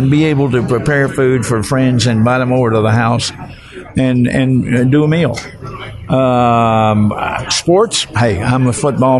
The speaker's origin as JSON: {"language": "English", "region": "the South", "country": "United States", "said": "Is that Southern? I'm going, yeah, because I am from the South."}